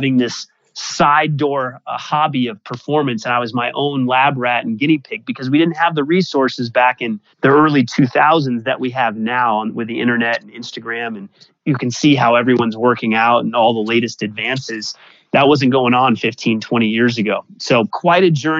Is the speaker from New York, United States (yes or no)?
no; Denver, Colorado, United States; I was playing pickup basketball in Denver, Colorado, my hometown. Not exactly a tennis mecca, but that's where I grew up.